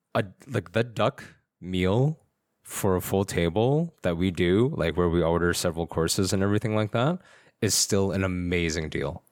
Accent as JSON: {"language": "English", "region": "Alberta", "country": "Canada", "said": "I'm from Alberta."}